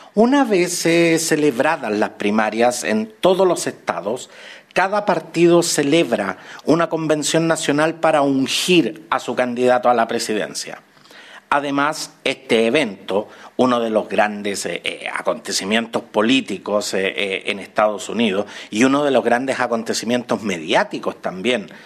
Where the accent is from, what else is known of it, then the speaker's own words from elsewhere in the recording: Chile; nuestro querido Chile